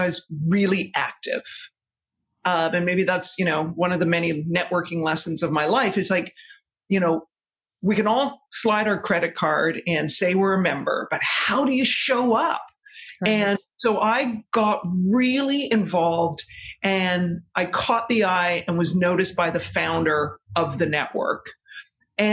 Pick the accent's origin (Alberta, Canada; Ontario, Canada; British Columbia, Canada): British Columbia, Canada; Victoria; moved away as an adult; also born or lived in Toronto, Canada; now in New York City, United States; I grew up in Victoria, British Columbia.